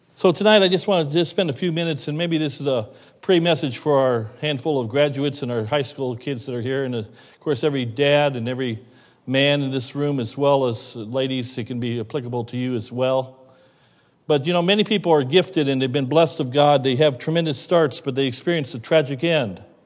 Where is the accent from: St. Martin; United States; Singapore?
United States; we grew up in America